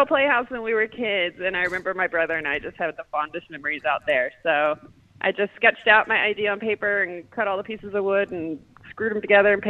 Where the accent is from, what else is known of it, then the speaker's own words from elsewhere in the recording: Louisiana, United States; accent: Louisiana; I had to work very hard to get rid of my Louisiana accent over the years